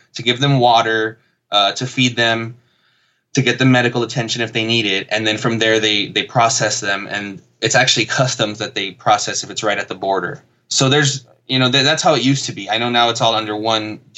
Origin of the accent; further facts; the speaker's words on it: Laredo, Texas, United States; I grew up in Laredo, Texas